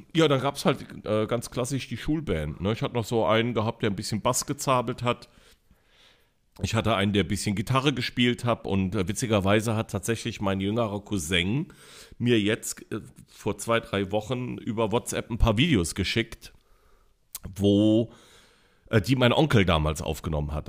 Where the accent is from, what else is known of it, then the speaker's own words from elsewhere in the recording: Neuwied, Rhineland-Palatinate, Germany; also born or lived in Koblenz / Bendorf; bei Koblenz, die Stadt heißt Neuwied, ist nur so 12, 13 Kilometer entfernt. Bin also als Schengel geboren und als Neuwitter Scherja aufgewachsen